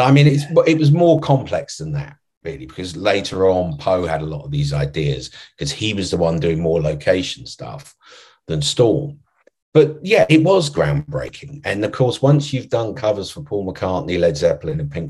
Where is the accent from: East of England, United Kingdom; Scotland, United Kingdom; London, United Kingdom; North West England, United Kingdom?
London, United Kingdom; I grew up in London